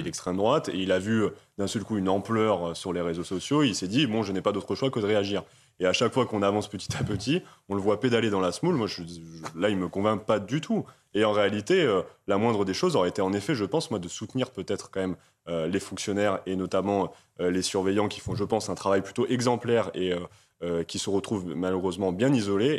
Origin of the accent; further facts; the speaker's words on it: Amiens, Hauts-de-France, France; je suis originaire d'Amiens